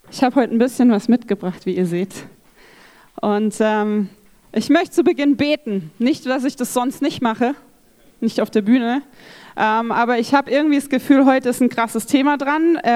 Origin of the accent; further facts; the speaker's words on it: Rhineland-Palatinate, Germany; Ich bin in Rheinland-Pfalz aufgewachsen.